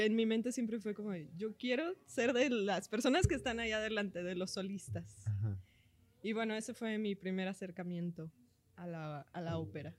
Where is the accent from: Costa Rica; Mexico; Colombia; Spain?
Mexico; como buena mexicana, me llevaban a festivales a cantar